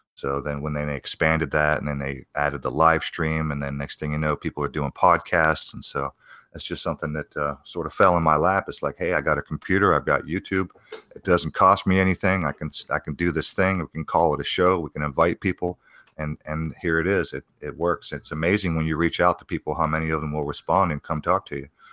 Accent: Arizona, United States; also born or lived in New Castle, Pennsylvania; my parents moved to Arizona

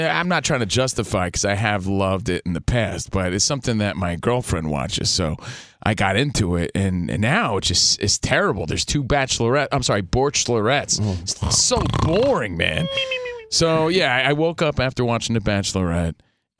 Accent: East Coast, United States; now in Los Angeles, United States; We're from the East Coast. We're out here in L.A. Grew up a Yankees fan.

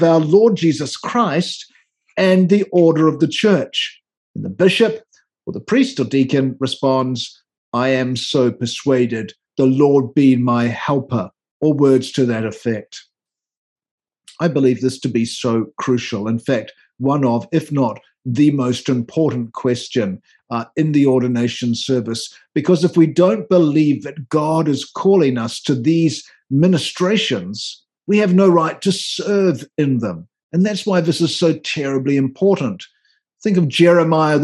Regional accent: New Zealand; moved away as an adult; now in Washington, D.C., United States; As you might tell from my accent, I didn't grow up in North America, so my model of the episcopacy came from my years of ordained ministry as an Anglican minister in New Zealand, where I came from

